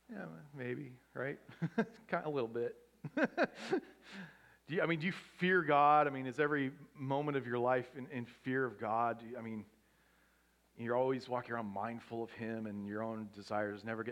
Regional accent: Pacific Northwest, United States; now in Southern California, United States; I grew up in the Pacific Northwest

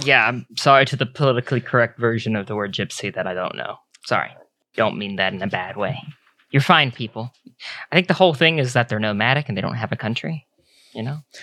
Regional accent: Hartford, Alabama, United States; We're boys from Hartford, Alabama

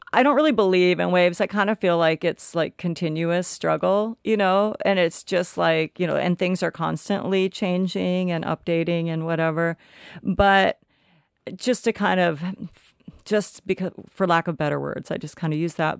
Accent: Olympia, Washington, United States; also born or lived in Tennessee; I grew up in Olympia

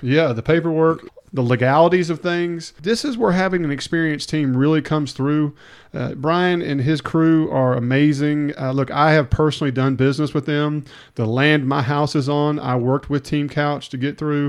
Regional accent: Hernando, Mississippi, United States; now in Olive Branch, United States; when I lived in Hernando and I grew up in Hernando for a long time

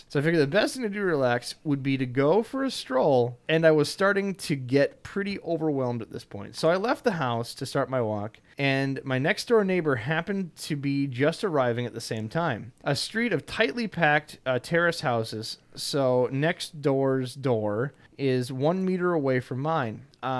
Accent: England, United Kingdom; the best thing I could do as an Englishman was just to live with the lie

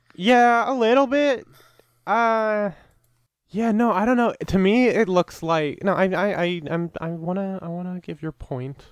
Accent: Canada; I'm Canadian

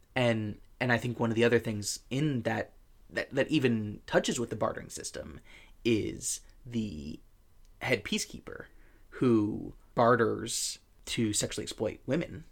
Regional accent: United States

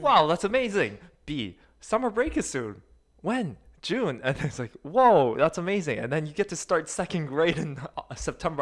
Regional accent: South Korea; moved away; also born or lived in Seoul; I was born in Korea. I was born in one of the country's side cities

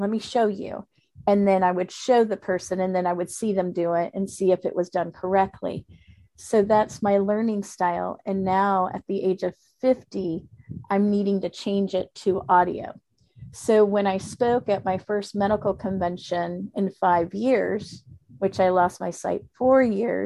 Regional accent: Florida, United States; first language Spanish; English is a second language

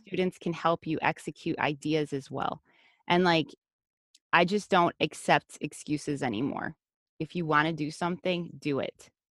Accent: United States; first language Spanish; English is a second language; I was raised in the U S, but my first language was Spanish

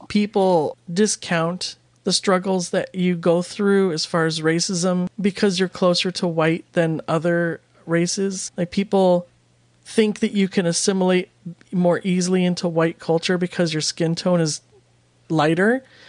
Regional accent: United States; I'm American. I'm from here

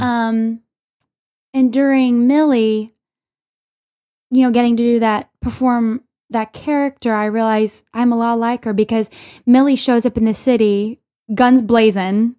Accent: Little Rock, Arkansas, United States; now in New York City, United States; I'm from Little Rock

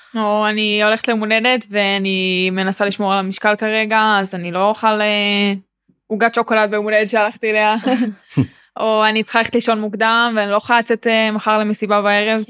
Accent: Ra'anana, Central District, Israel; אני גם בת 19 אה, מרעננה

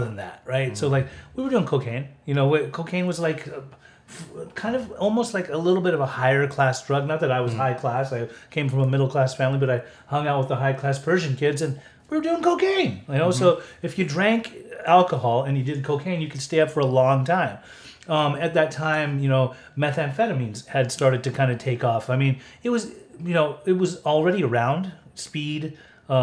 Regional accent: Utah, United States; now in California, United States; when I was growing up in Utah, like we all smoked weed.

